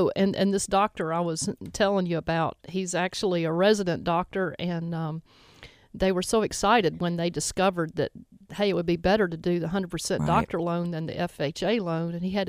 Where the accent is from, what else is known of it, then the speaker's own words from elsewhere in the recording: Mississippi, United States; born there; now in Memphis, United States; I was born in the Mississippi Delta, began my career in New Orleans, and now have a gallery in the South Main Arts District in downtown Memphis.